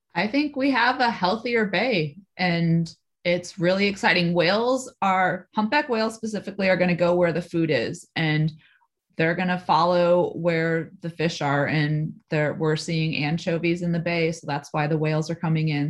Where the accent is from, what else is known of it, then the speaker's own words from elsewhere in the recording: Midwest, United States; moved away as an adult; now in California, United States; I came from the Midwest.